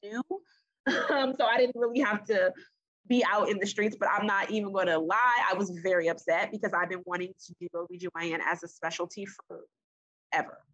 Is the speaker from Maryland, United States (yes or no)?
yes; Prince George's County, Maryland, United States; I grew up in Prince George's County